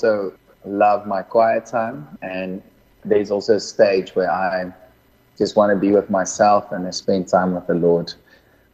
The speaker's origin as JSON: {"language": "English", "country": "Mozambique", "tie": "born or raised there", "also_born_or_lived": "Malawi", "moved": "yes", "lives_now": "near Cape Town, South Africa", "said": "I grew up in Mozambique, was born in Malawi, and currently residing in Midwest near Cape Town."}